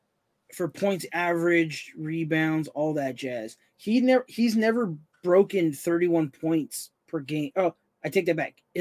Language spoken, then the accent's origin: English; Arizona, United States; We're from Arizona, the great state of Arizona.